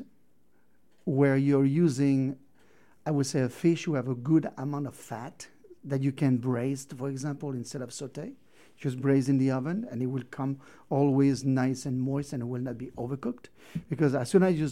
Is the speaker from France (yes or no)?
yes; Brittany, France; now in Moab, United States; I'm from Brittany, where... I grew up with oysters